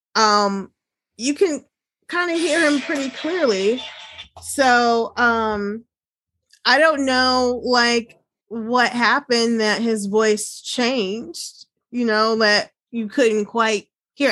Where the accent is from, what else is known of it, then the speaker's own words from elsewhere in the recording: Chicago, Illinois, United States; I'm originally from the Chicago area, and I currently live like two hours south of mm. Chicago